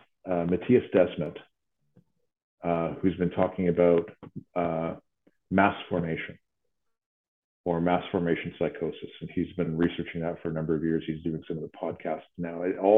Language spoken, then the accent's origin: English; Ottawa, Ontario, Canada; we get numbers in my hometown of Ottawa, our hospital CHEO is up 2,000% since 2014